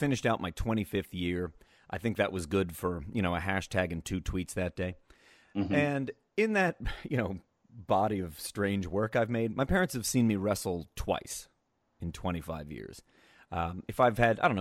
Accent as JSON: {"language": "English", "town": "Reading", "region": "Pennsylvania", "country": "United States", "tie": "born or raised there", "also_born_or_lived": "Pittsburgh", "said": "I grew up in Eastern Pennsylvania. So I'm from Reading, a small sleepy suburb of Reading called West Lawn."}